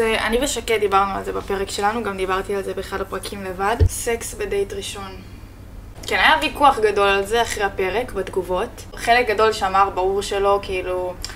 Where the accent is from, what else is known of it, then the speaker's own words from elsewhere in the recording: Pardes Hanna-Karkur, Haifa District, Israel; moved away as an adult; also born or lived in Spain / Jordan Valley; now in Tel Aviv, Israel; אני גרתי בפרדס חנה שבע שנים, מאז שהגענו מספרד בעצם